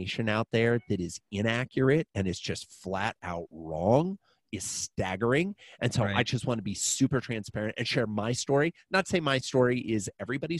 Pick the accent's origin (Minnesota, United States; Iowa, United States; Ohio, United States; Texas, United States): Iowa, United States; I'm a farm kid. I grew up in Iowa